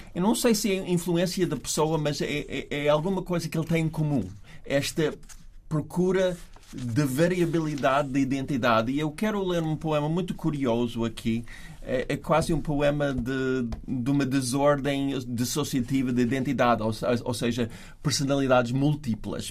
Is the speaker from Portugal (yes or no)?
no; New York, United States; accent: New York; Portuguese is a second language; moved away; meu sotaque nova-iorquino